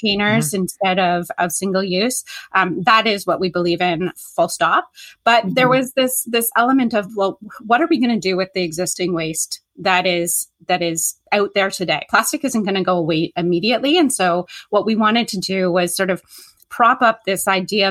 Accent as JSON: {"language": "English", "country": "Canada", "said": "I am Canadian and I'm in Canada"}